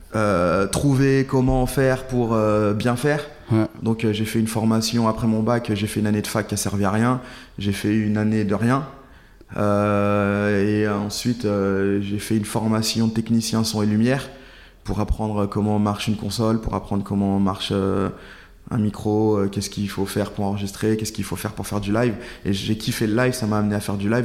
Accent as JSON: {"language": "French", "town": "Saint-Priest", "region": "Auvergne-Rhône-Alpes", "country": "France", "tie": "born or raised there", "moved": "as an adult", "lives_now": "Paris, France", "said": "Je suis à Saint-Priest"}